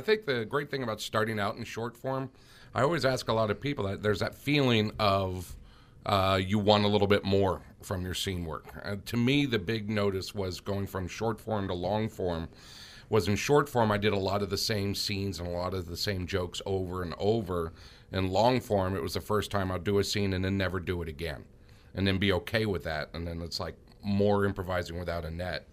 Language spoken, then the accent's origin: English; Florida, United States; moved away as an adult; also born or lived in Miami / Gainesville; now in Los Angeles, United States; Uh, I grew up in Florida, actually. Uh, Miami, then Gainesville.